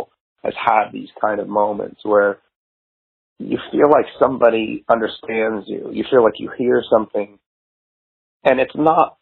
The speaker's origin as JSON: {"language": "English", "town": "McLean", "region": "Virginia", "country": "United States", "tie": "born or raised there", "also_born_or_lived": "Georgetown, Washington, D.C. / Silver Spring, Maryland", "moved": "as an adult", "lives_now": "Seattle, United States", "said": "I lived in most pretty much from kindergarten through, you know, graduating high school, lived in McLean, Virginia."}